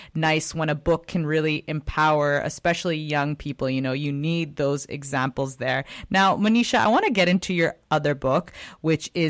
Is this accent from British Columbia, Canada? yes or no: yes; Richmond, British Columbia, Canada; I was also born in Richmond